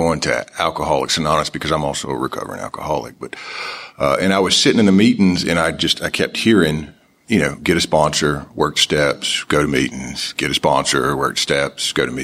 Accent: Nashville, Tennessee, United States; I am from Nashville, Tennessee. This is where I got sober.

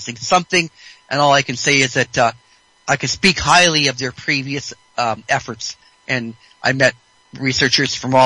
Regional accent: British Columbia, Canada; I'm from British Columbia

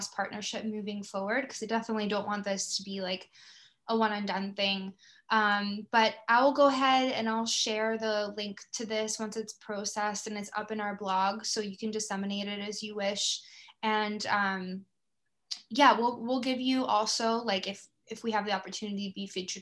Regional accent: Tampa, Florida, United States; now in Canada; I'm actually from Tampa originally

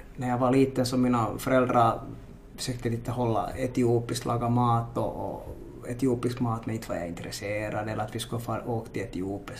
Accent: Helsinki, Uusimaa, Finland; first language Swedish; also born or lived in Ethiopia; uppvuxen i Marudi som är östra Helsingfors

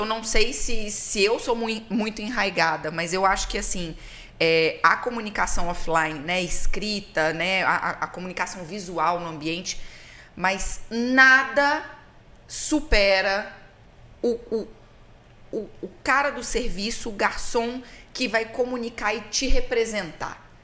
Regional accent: Minas Gerais, Brazil; eu sou de Minas

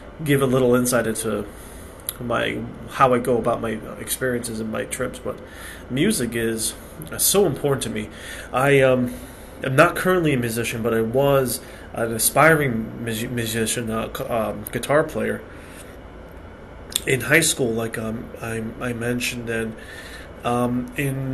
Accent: United States; also born or lived in Western Europe; I was born in the United States. First generation born in the United States. I live on the East Coast of the U.S.

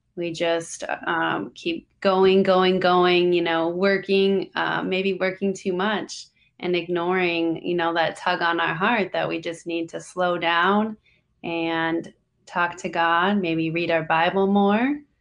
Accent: Minnesota, United States; moved away as an adult; now in Orlando, United States; I'm originally from Minnesota

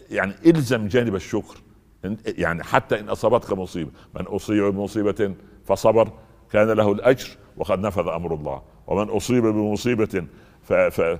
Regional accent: Egypt; امه ولدته ابن سبعه عندنا في مصر ابن سبعه يعني عصبي

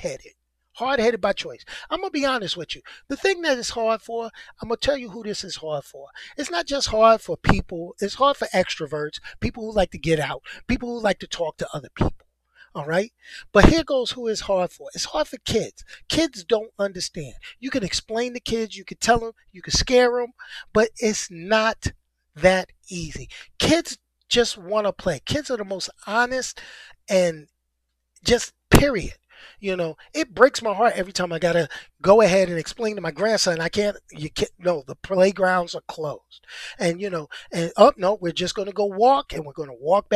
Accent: New York City, New York, United States; I love my hometown

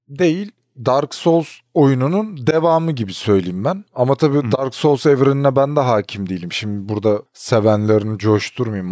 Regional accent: Turkey; Biz ki Türküz biz. Türkiye'deydik.

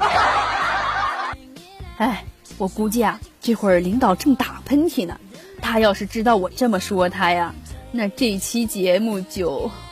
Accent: Taiyuan, Shanxi, China; 我是山西太原人

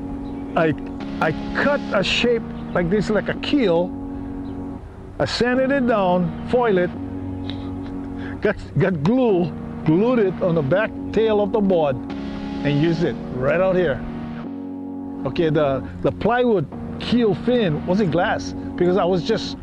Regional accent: Hawaii, United States; myself and another surfer from Hawaii

